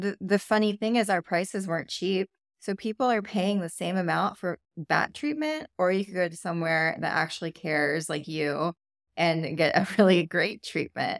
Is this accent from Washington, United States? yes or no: no; California, United States; moved away; I'm from California. I feel like we're just a little bit more health conscious over there.